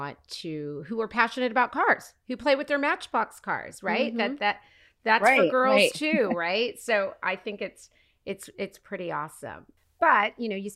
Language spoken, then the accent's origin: English; Oklahoma, United States; now in Los Angeles, United States; I didn't grow up here in LA. I grew up in Oklahoma